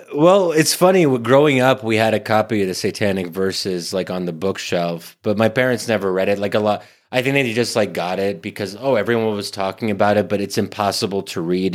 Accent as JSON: {"language": "English", "country": "United States", "tie": "born or raised there", "also_born_or_lived": "Middle East", "said": "I'm born and raised in America"}